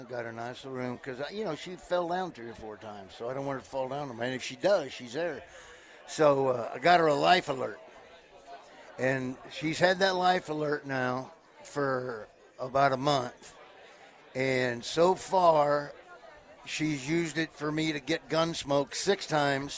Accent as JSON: {"language": "English", "region": "Southeast Nebraska", "country": "United States", "said": "I'm from Southeast Nebraska"}